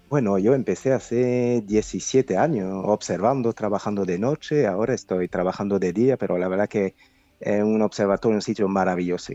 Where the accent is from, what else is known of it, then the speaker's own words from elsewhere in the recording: France; now in Spain; Yo soy francés